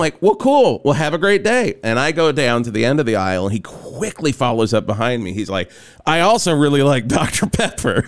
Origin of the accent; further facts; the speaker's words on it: the South, United States; growing up in the South